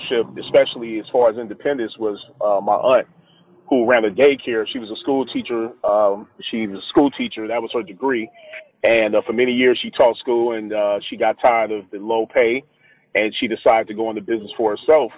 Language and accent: English; Los Angeles, California, United States; I'm from Los Angeles originally, Crenshaw and Slauson District on the west side of things